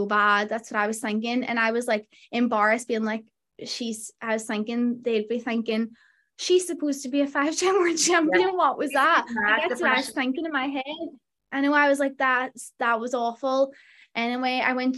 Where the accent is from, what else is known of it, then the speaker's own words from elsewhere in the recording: Derry, Northern Ireland, United Kingdom; my hometown in Derry